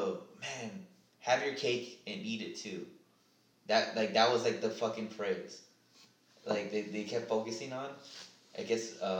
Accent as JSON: {"language": "English", "town": "Philadelphia", "region": "Pennsylvania", "country": "United States", "said": "Yeah, you know I'm from Philadelphia, right?"}